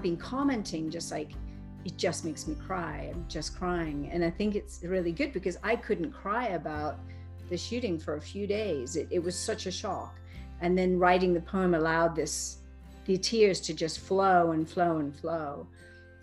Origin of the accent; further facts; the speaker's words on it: Cambridge, East of England, United Kingdom; now in Boulder, United States; I grew up in Cambridge with a mother who was considered mentally ill